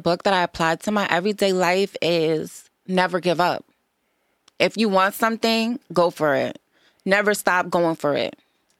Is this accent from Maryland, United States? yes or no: no; New York, United States; also born or lived in Boston; Various places, New York and Boston.